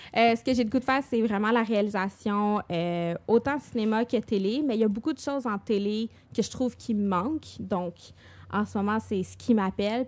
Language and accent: French; Montreal, Quebec, Canada; je viens de Montréal.